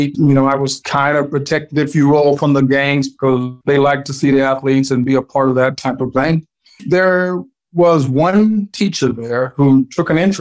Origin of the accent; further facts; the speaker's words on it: Los Angeles, California, United States; also born or lived in Memphis, Tennessee / Crawfordsville, Arkansas; I talk about growing up in the inner city of Los Angeles